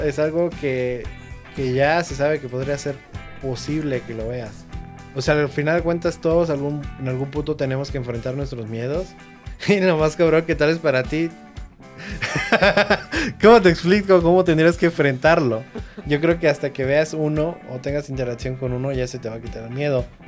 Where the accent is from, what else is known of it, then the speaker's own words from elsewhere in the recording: Mexico; qué bueno que nací en México